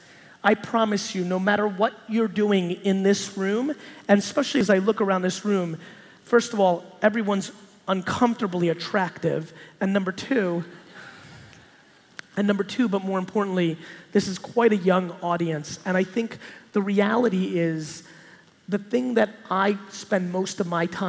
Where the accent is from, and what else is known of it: New Jersey, United States; born or raised there; also born or lived in Soviet Union